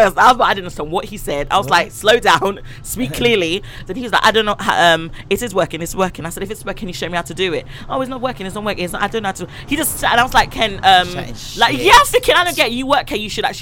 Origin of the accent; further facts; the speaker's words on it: Jamaica; I love my Jamaican people. I'm Jamaican